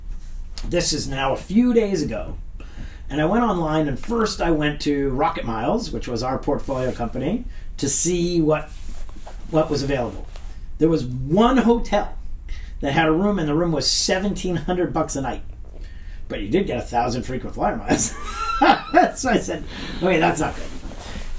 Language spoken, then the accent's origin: English; New Hampshire, United States; moved away as an adult; also born or lived in Stanford; home in New Hampshire